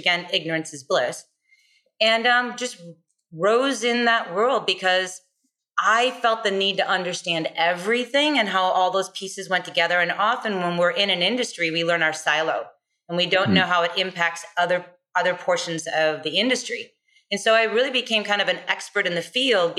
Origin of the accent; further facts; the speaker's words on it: United States; as an American and a female